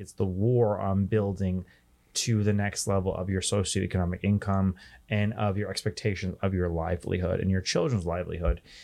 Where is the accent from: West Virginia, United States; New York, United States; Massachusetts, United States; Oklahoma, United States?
New York, United States; New York City; my hometown of New York City